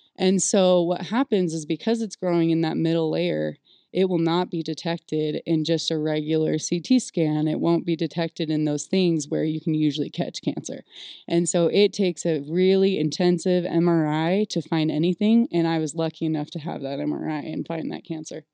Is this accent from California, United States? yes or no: yes; California, United States; I was born and raised in California